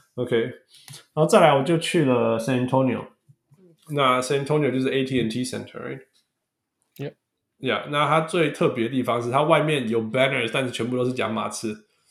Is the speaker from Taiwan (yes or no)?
no; Canada; 大家知道我是加拿大人